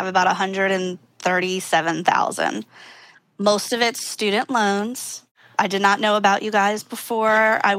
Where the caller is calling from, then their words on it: Philadelphia, Pennsylvania, United States; Good old Philadelphia, Pennsylvania.